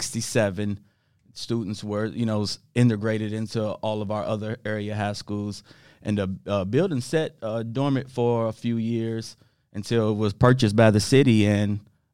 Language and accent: English; Lexington, United States; born or raised there